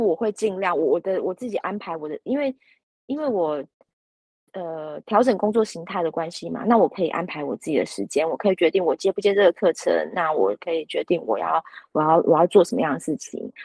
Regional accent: Luzhou, New Taipei, Taiwan; 这是我的故乡

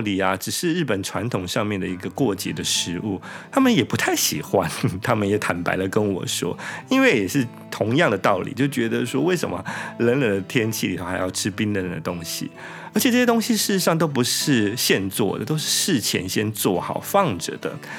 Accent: Taiwan; now in Japan; 其实我们台湾人大概应该不会喜欢这个东西的

